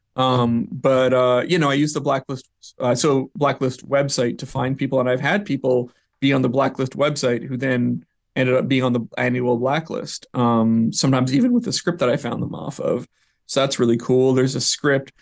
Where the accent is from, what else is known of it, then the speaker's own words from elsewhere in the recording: Vancouver, British Columbia, Canada; moved away as an adult; also born or lived in New York; I'm from Vancouver, up in Canada